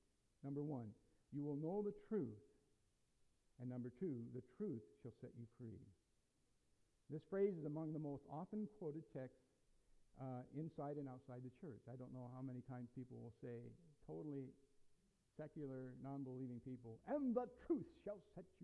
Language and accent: English; United States; We're Americans. We have a history and a culture that's been built upon personal freedom. And I, as an American, I embrace